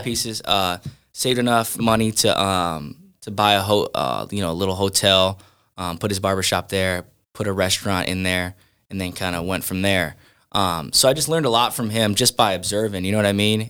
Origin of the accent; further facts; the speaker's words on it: Sandusky, Ohio, United States; also born or lived in Norwalk, Ohio; Growing up, I grew up in Sandusky, Ohio